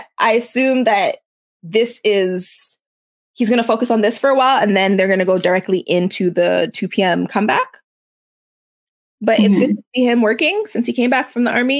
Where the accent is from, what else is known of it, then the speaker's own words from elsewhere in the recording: Canada; I'm Canadian